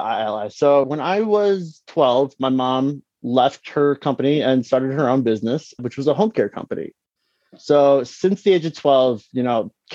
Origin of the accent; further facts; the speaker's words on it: Detroit, Michigan, United States; When I graduated high school, it was in 08, and you know, I'm from Detroit